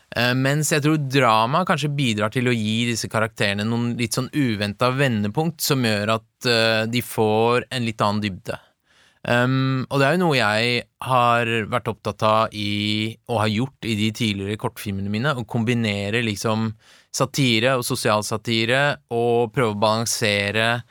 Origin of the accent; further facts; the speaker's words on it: Tønsberg, Vestfold, Norway; also born or lived in Tehran, Iran; jeg er jo oppvokst i et veldig sånn homogent, nesten homogent, hvitt miljø i Tønsberg